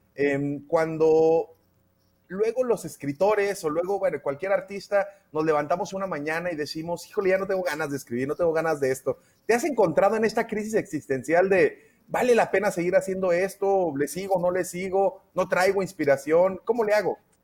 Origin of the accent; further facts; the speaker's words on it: Mexico; como mexicanos y mexicanos